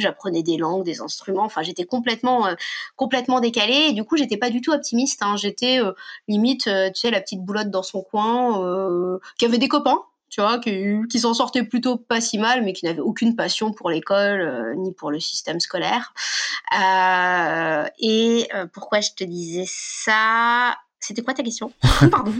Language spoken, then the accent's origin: French; Paris, Île-de-France, France; also born or lived in Normandy; je suis née à Paris, mais j'ai toujours vécu entre deux cultures, à savoir une culture assez parisienne et les pieds à la campagne en permanence